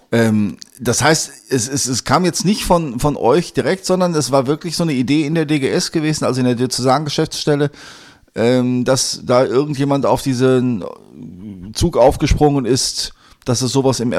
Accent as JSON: {"language": "German", "area": "Sauerland", "region": "North Rhine-Westphalia", "country": "Germany", "said": "ich komme aus dem Sauerland."}